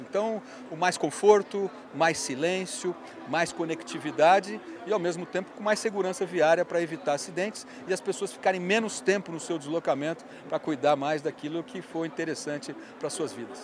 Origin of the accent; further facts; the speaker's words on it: Ribeirão Preto, São Paulo, Brazil; ser prefeito da cidade onde eu nasci